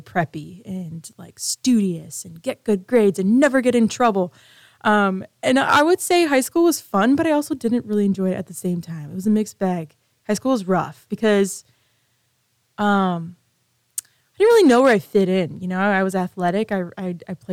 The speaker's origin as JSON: {"language": "English", "town": "Grand Rapids", "region": "Michigan", "country": "United States", "tie": "born or raised there", "said": "I am from Michigan. But I'm on the west side of the state, Grand Rapids, Michigan"}